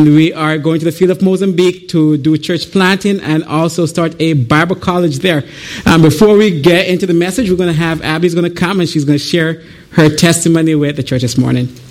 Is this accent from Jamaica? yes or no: yes; Jamaica; moved away as an adult; I am originally from Jamaica. I came here in 2009.